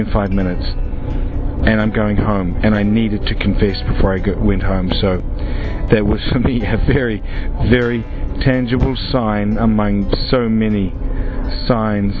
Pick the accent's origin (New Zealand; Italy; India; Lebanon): New Zealand; now in Krakow, Poland; I'm originally from New Zealand, although I live and work in the Archdiocese of Krakow in Poland